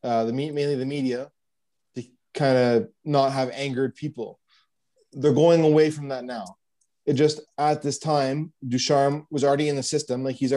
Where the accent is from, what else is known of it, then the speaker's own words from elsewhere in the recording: Western Quebec, Canada; I'm from Western Quebec, which is on the Ontario border, which is very like pro-Canada, you know, we want to stay part of Canada.